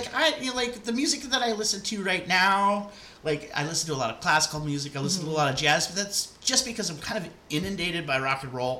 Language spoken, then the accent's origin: English; Walnut Creek, California, United States; moved away as an adult; also born or lived in New York; I grew up in Walnut Creek in the Bay.